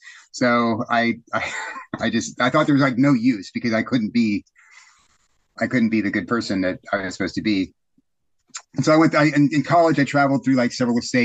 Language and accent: English; Corpus Christi, Texas, United States; I was raised in the Episcopal Church, All Saints Episcopal Church in Corpus Christi, Texas.